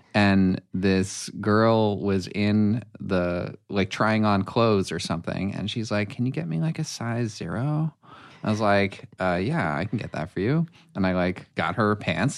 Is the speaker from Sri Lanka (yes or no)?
no; New York, United States; also born or lived in Brooklyn / Connecticut; now in Los Angeles, United States; I grew up in New York, then moved to Connecticut, went to college for acting, and moved out to L A on my own